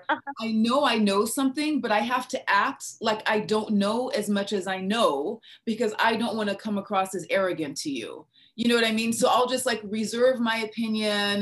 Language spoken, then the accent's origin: English; Niger; first language English; moved away as an adult; also born or lived in Minnesota, United States; now in United States; I was born and raised in West Africa and I went to high school in West Africa